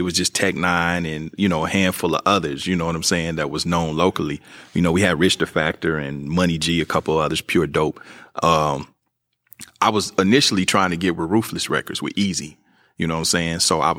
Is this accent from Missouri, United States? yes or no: yes; Kansas City, Missouri, United States; now in Los Angeles, United States; could argue that I'm kind of from both places because I've been here almost half my life now, and mm-hmm. I used to come out in the summers, even though I was raised in Kansas City